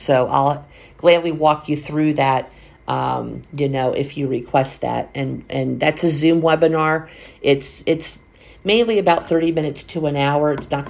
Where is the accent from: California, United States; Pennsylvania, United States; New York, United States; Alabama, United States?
Pennsylvania, United States; A lot of times for our Northeasterners that, you know, like I am from Pennsylvania, we don't go down in the summer because we know it's so hot.